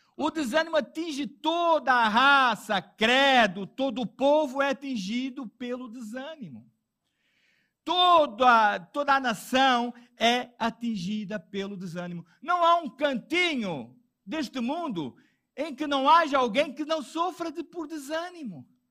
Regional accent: Portugal; eu sou português

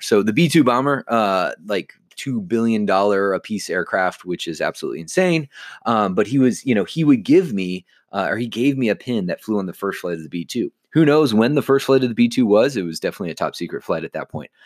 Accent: Chicago, Illinois, United States; I grew up just in the Chicagoland area

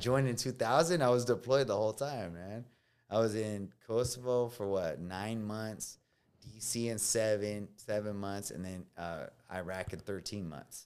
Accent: California, United States; first language Spanish; English is a second language; moved away as an adult; I'm coming from California

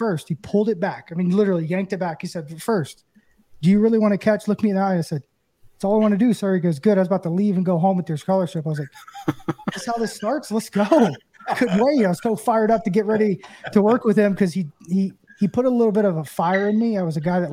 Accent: Knoxville, Tennessee, United States; I grew up in Knoxville

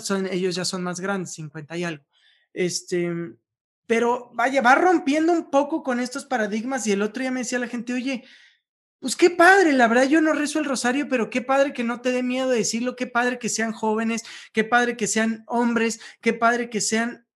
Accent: Veracruz, Mexico; now in Mexico City, Mexico; yo soy de Veracruz

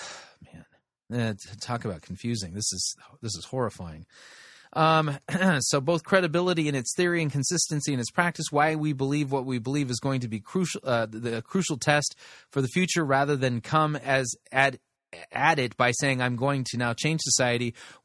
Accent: India; I was born and raised in India.

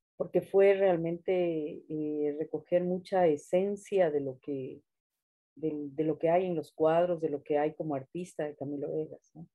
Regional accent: Andes, Ecuador; me puedo definir como ecuatoriana, andina

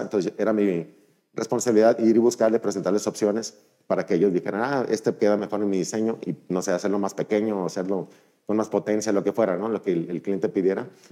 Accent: Mazatlán, Sinaloa, Mexico; moved away as an adult; also born or lived in Monterrey; soy originario de Mazatlán

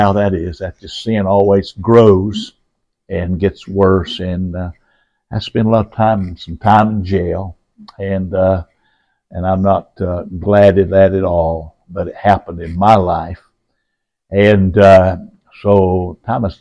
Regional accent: Roan Mountain, Tennessee, United States; also born or lived in North Carolina; now in Charlotte, United States; I grew up in Tennessee, in Rome Mountain, Tennessee area

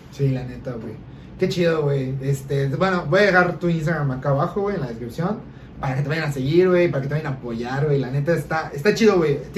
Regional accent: Yucatán, Mexico; sí, aquí en Yucatán, sí, aquí nací en Yucatán.

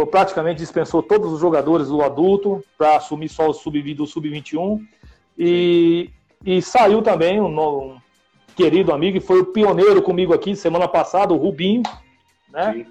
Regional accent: São Bernardo do Campo, São Paulo, Brazil; Eu moro, eu sou daqui de São Bernardo.

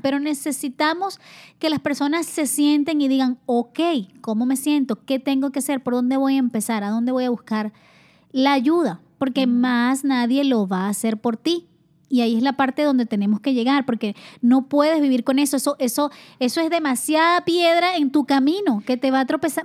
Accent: Venezuela; moved away as an adult; also born or lived in Spain; yo salí de Venezuela, estaba becada por la universidad, beca completa

